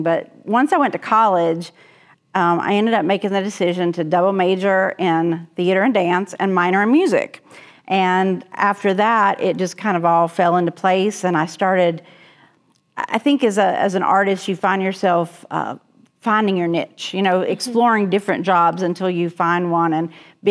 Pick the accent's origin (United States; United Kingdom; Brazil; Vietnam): United States; Mocksville, North Carolina; moved away as an adult; also born or lived in Mount Airy, North Carolina / Ashland, Kentucky; now in Halifax County, Virginia, United States; I grew up right outside of Winston-Salem in a little town called Moxville.